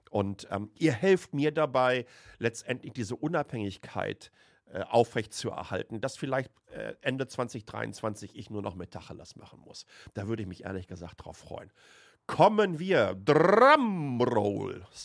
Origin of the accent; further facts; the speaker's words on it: Waltrop, North Rhine-Westphalia, Germany; Die Etemis AG ist ein Softwareunternehmen aus Lünen, das heißt direkt neben Waltrop, wo ich aufgewachsen bin, im Ruhrpott.